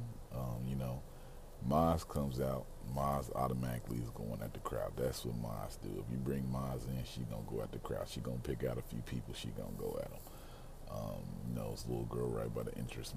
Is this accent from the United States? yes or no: yes; Mississippi, United States; I grew up in Mississippi